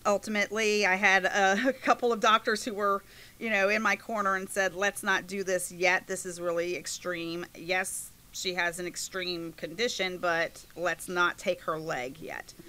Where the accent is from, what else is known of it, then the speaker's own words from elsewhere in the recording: Inwood, West Virginia, United States; I'm from this area. I grew up in Inwood, and I still live in Inwood.